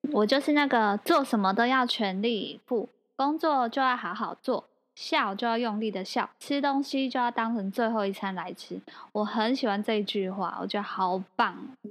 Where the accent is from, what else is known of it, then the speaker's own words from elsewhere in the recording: Kaohsiung, Taiwan; 我们是高雄人